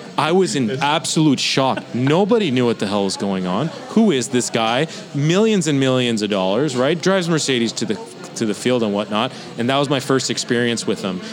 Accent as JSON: {"language": "English", "country": "Canada", "tie": "born or raised there", "said": "especially as a Canadian"}